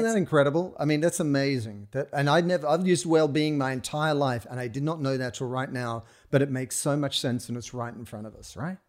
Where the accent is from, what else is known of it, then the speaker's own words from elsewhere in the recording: Sydney, New South Wales, Australia; moved away as an adult; growing up in Australia, in Sydney, where you they give you a stick and a rock and you go out into the bush